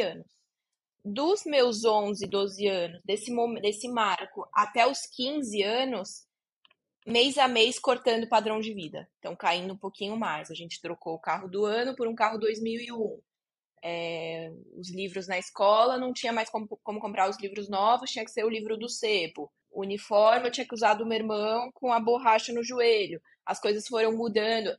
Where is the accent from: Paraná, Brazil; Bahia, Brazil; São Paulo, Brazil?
São Paulo, Brazil; Barueri; Eu cresci aqui em Alphaville, que é onde eu tô agora, é onde eu moro agora, que é um bairro nobre de São Paulo